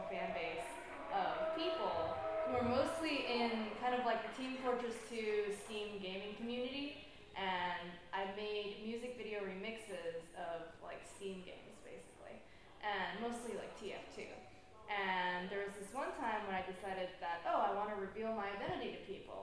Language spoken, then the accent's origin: English; Taipei, Taiwan; moved away; I grew up in Taipei